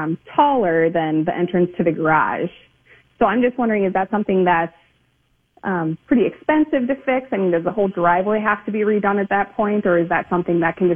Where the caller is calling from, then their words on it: Dayton, United States; I'm calling from Dayton.